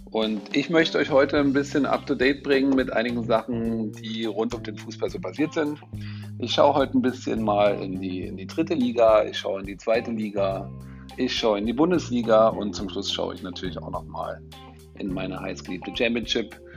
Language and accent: German; Chemnitz, Saxony, Germany; er ist auch noch in meiner Heimatstadt Karl-Marx-Stadt geboren.